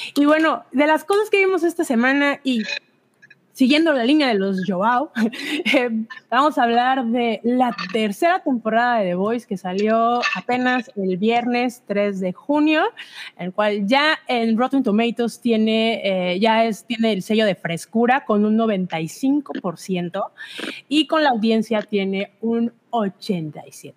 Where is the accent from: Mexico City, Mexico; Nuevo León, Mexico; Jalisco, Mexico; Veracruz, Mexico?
Veracruz, Mexico; yo no soy de Jalapa, yo soy del puerto